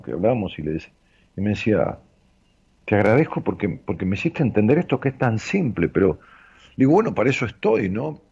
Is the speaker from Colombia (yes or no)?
no; Ramos Mejía, Buenos Aires Province, Argentina; mi pueblo, de allá de Ramos Mejía, donde yo nací.